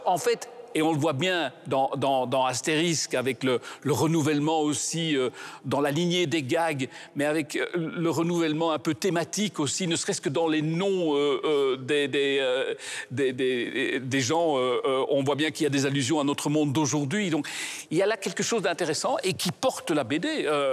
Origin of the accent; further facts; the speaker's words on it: Belgium; je suis belge une fois